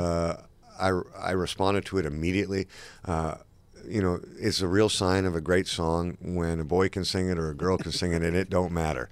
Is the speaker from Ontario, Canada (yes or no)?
yes; Toronto, Ontario, Canada; also born or lived in London / Los Angeles; I was born in London, and uh, for a brief moment in time, my mom and dad moved to Los Angeles, and me and my twin sister and my older brother lived there. And then they split up, and then my mom and my sister and I moved to Canada, and Toronto is where I grew up.